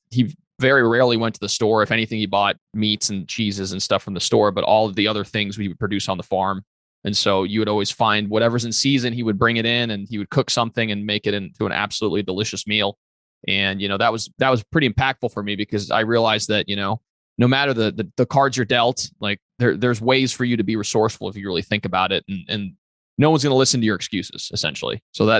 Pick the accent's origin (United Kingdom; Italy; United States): Italy; northeast Italy; born there; so I was born in Northeast Italy. My dad is Puerto Rican and he was in the Air Force as a pediatrician.